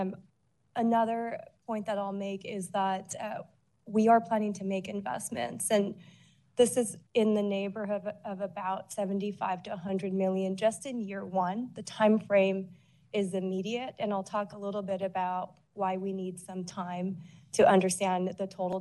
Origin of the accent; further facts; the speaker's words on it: Honolulu, Hawaii, United States; now in San Francisco, United States; I grew up in Honolulu